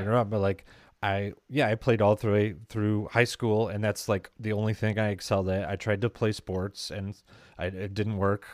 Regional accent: Midwest, United States; accent: Midwest

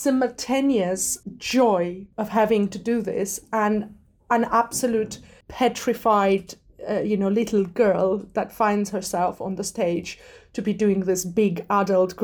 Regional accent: Armenia; moved away as an adult; also born or lived in Scotland; now in London, United Kingdom; I grew up in Armenia. I was born and raised there.

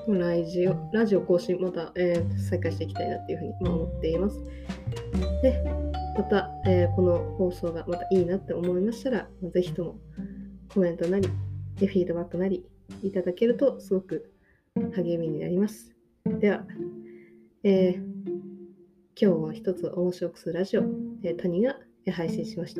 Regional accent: Tokyo, Japan; now in Osaka, Japan; 私も元々出身東京なんですけど、で、今大阪に住んでるんですけど

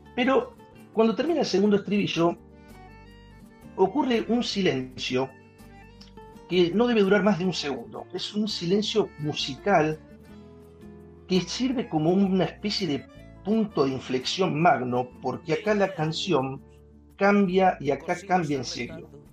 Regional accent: Buenos Aires, Argentina; como argentino, como porteño, esto me identifica, esto es como que está escrito para mi cultura.

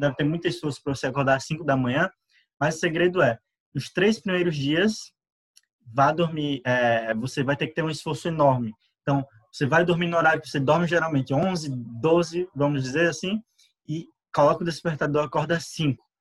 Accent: Sete Lagoas, Minas Gerais, Brazil; sou de Marcel Lagoas

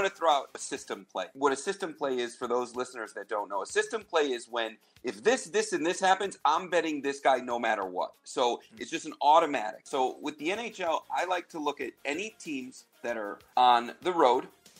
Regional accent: Chicago, Illinois, United States; you know, I'm from Chicago. I'm a Blackhawks guy

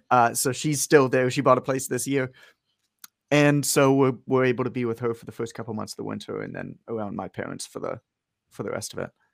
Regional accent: Canada; I'm from Canada, uh, but I'm in the U S right now.

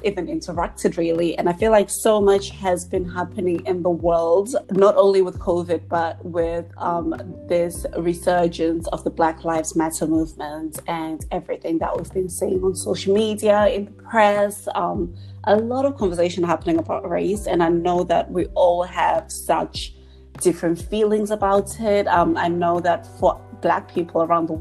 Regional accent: Zimbabwe; moved away; also born or lived in England; I grew up in Zimbabwe for a time and then moved to England

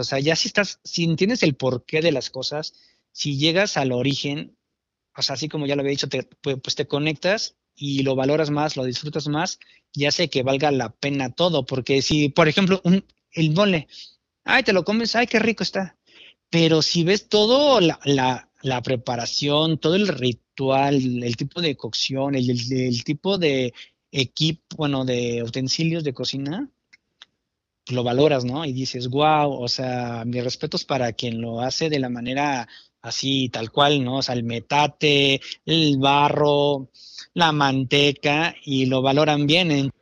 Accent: Mexico; como cocinero mexicano

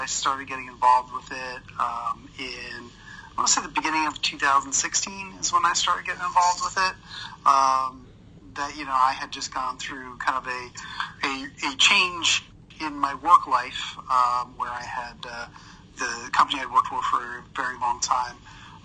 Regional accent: New York area, United States; I grew up in the New York area

